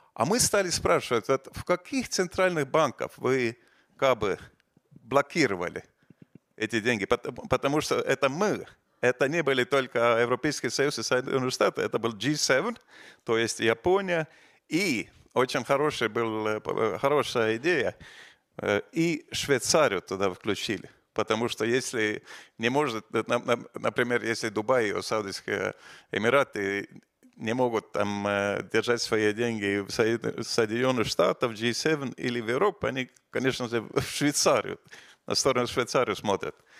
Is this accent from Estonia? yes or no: yes; Estonia; мы из Эстонии, из, из, из э, балтийских стран